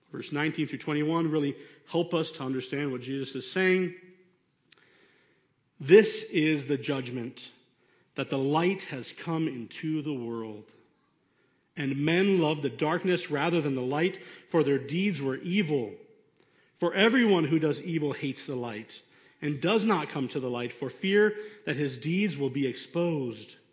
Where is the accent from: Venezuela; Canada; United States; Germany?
Venezuela; the things that I went through growing up in Venezuela.